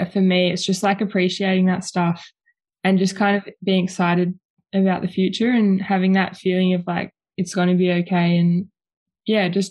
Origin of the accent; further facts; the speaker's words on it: Preston, Victoria, Australia; So I grew up in Preston, Victoria, and I'm still living in Preston